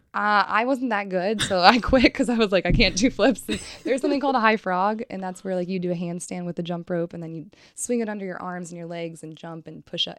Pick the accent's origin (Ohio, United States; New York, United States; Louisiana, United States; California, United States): Ohio, United States; Richfield; also born or lived in Cincinnati, Ohio; I am originally from, like, Cleveland, Akron area.